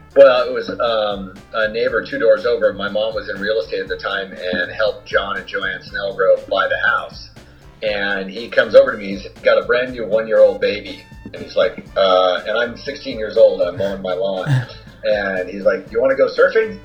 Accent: Newport Beach, California, United States; also born or lived in Germany / Alhambra, California / Irvine, California; now in Santa Cruz, United States; live in Santa Cruz, California at Pleasure Point, originally from Newport. I learned how to surf at Blackie's

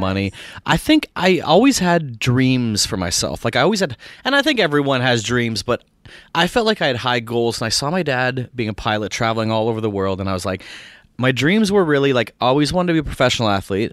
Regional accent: Barrie, Ontario, Canada; moved away as an adult; also born or lived in Winnipeg, Manitoba / Toronto; now in United States; from Barrie, which is an hour north, uh, born in Winnipeg, which is the central prairies of Canada

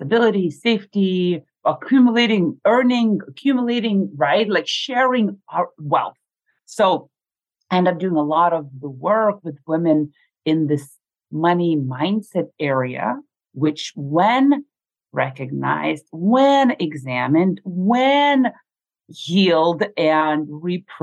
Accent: Lithuania; moved away as an adult; growing up in Lithuania at the age of 8 or 9 when we were in the Soviet Union, we never had that much

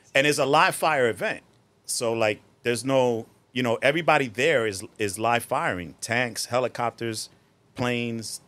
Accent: Newark, New Jersey, United States; born or raised there; also born or lived in Puerto Rico; now in Bloomfield, United States

